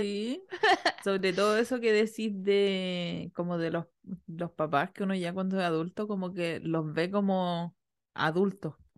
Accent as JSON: {"language": "Spanish", "area": "Chiloé", "region": "Los Lagos", "country": "Chile", "tie": "born or raised there", "said": "yo crecí en Chiloé, un peladero"}